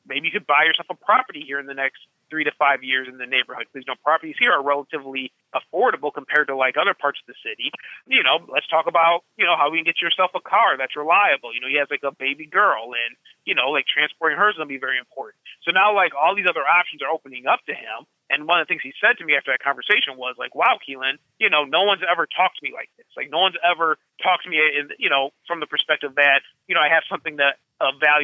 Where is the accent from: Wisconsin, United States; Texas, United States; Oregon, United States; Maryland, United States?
Wisconsin, United States; Madison; moved away as an adult; also born or lived in Thailand; now in Chicago, United States; I had a very Bill Cosby kind of background growing up in Madison